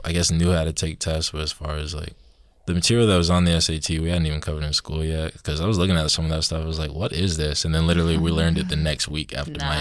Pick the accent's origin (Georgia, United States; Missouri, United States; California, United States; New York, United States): Georgia, United States; moved away as an adult; coming up here from Georgia. You know, down south, sweet tea, southern